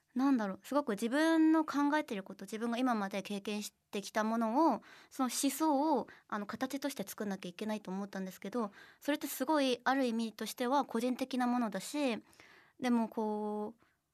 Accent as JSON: {"language": "Japanese", "country": "South Korea", "second_language": "Japanese", "moved": "as an adult", "lives_now": "Japan"}